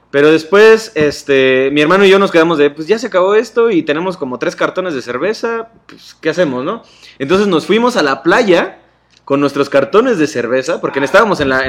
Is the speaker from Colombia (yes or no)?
no; Nezahualcóyotl, State of Mexico, Mexico; soy de Nezahualcóyotl